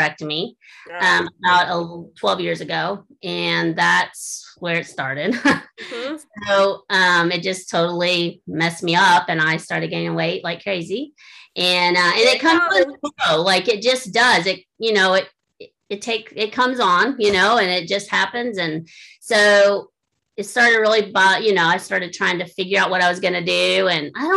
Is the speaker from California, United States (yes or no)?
no; Florida, United States; now in Indiana, United States; I grew up in Florida. I'm a Florida girl.